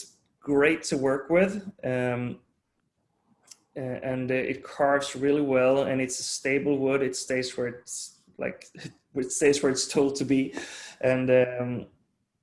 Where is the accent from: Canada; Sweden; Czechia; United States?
Sweden; growing up in Sweden, and my dad's from Denmark.